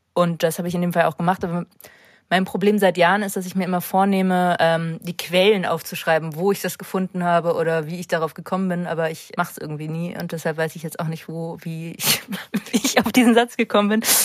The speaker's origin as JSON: {"language": "German", "town": "St. Peter-Ording", "region": "Schleswig-Holstein", "country": "Germany", "tie": "born or raised there", "also_born_or_lived": "Hamburg", "moved": "yes", "lives_now": "Berlin, Germany", "said": "in St. Peter gibt es halt keine Musikszene, da wo ich aufgewachsen bin, St. Peter-Ording"}